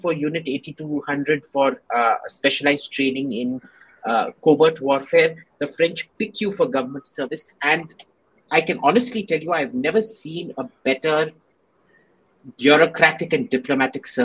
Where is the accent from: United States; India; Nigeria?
India; growing up in India